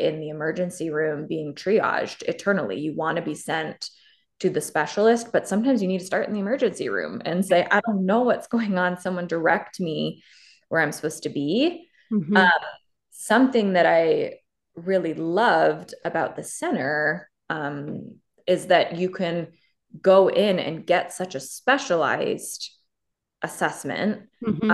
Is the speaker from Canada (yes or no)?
yes; Canada; moved away; I'm originally from Canada